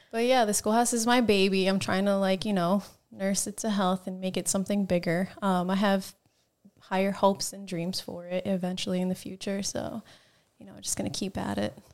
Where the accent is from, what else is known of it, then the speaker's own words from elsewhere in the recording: New Jersey, United States; moved away; I'm from Jersey